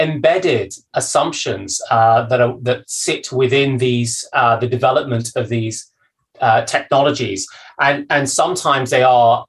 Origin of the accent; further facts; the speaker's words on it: Zambia; born there; where I was born in Zambia, where my dad was working for an economic development organization, helping a newly independent Zambia develop the types of institutions that well-run countries have.